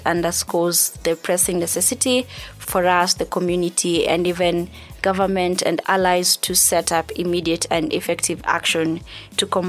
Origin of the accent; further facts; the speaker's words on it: Kenya; as Kenyan girls and young women, we do deserve a safe country